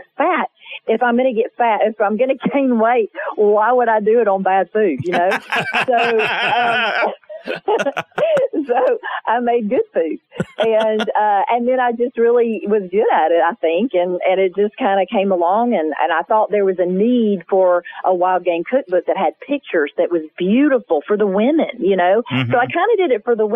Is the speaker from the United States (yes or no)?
yes; the South, United States; my life growing up in the South